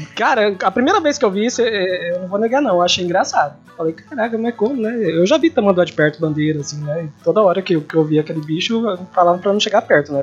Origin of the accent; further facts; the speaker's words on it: Sonora, Mato Grosso do Sul, Brazil; na minha infância, que foi em Sonora, que a gente ia todo final de semana para uma fazenda no Pantanal